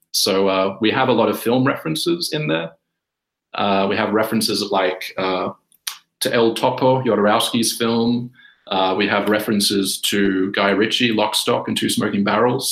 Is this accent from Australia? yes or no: yes; Australia; moved away as an adult; also born or lived in Sydney; now in Helsinki, Finland; I'm Australian originally. I'm taking the call of you from Helsinki, Finland